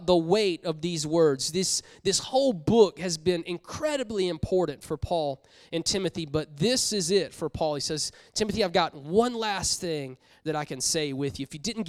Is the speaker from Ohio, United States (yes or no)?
no; Columbia, South Carolina, United States; moved away; I'm from South Carolina. I love South Carolina. I'm like, love it. Grew up in Columbia